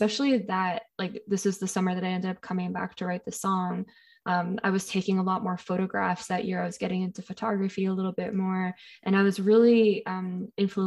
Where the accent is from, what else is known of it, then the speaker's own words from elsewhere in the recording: Ontario, Canada; I grew up in Ontario